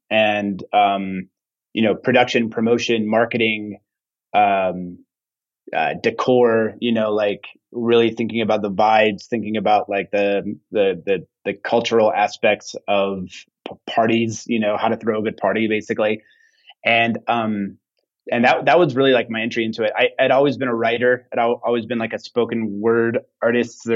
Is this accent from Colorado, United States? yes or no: no; Santa Fe, New Mexico, United States; I grew up here in Santa Fe